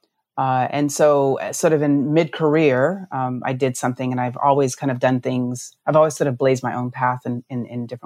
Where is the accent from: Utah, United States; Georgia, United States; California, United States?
Utah, United States; also born or lived in Navajo Nation; I grew up actually in Utah